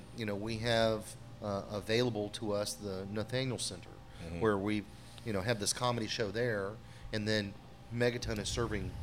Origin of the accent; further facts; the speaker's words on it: Seattle, Washington, United States; I'm from Seattle.